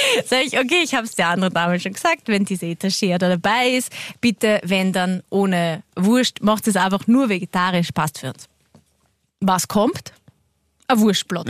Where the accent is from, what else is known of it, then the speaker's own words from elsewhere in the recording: Waldviertel, Lower Austria, Austria; Ich bin aus dem Waldviertel